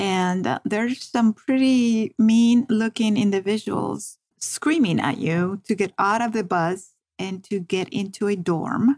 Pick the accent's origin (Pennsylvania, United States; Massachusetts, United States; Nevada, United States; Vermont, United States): Nevada, United States; Las Vegas; first language Spanish; English is a second language; also born or lived in Compton, California; I grew up in Las Vegas. I went to UNLV, graduated from UNLV